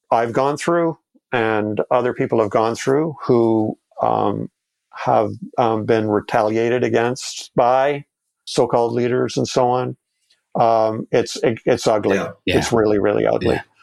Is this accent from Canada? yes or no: yes; Canada; and we're all Canadian